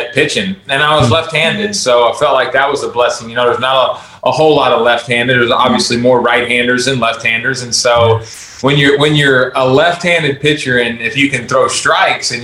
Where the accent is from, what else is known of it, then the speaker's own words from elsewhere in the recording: Texas, United States; also born or lived in Baton Rouge, Louisiana; I was born in Baton Rouge, Louisiana. And we moved when I was in fourth grade to Texas